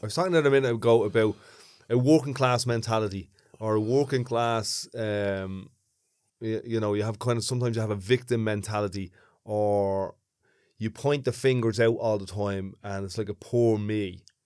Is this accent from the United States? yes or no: no; Dublin, Leinster, Ireland; accent: big thick Dublin